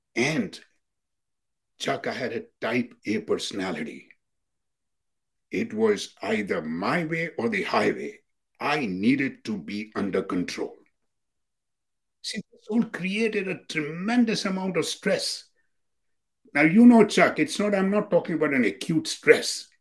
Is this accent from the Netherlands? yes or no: no; India; now in United States; we South Asians Indians